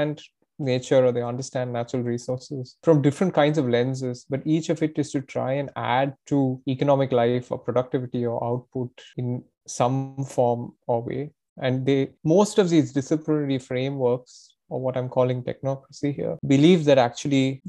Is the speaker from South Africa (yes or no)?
no; Tamil Nadu, India; I'm from Tamil Nadu